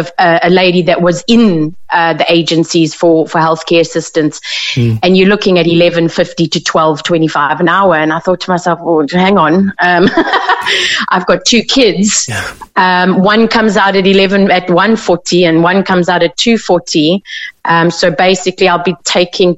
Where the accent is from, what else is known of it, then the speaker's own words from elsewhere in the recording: South Africa; moved away as an adult; now in Ireland; I come from South Africa, I've been here about 4 years